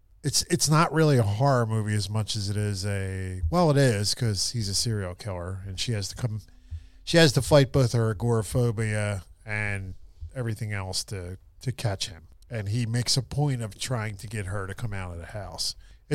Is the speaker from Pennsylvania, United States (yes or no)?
yes; Philadelphia, Pennsylvania, United States; I grew up in Philly, you know, and I grew up in a neighborhood in the River Wards where there's a high water table.